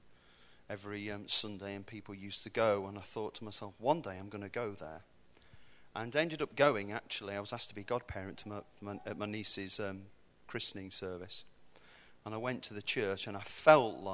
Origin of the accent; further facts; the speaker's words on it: Warwickshire, West Midlands, United Kingdom; moved away; I'm from the Midlands. Midlands. So I'm neither north or south. I'm not sure what I am, really. Kind of caught somewhere in the middle in Warwickshire, and I went to school there.